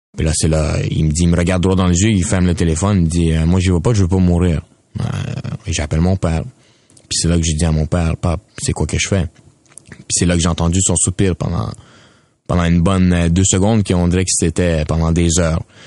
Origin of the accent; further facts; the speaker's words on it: Quebec, Canada; je suis un Canadien, je suis québécois.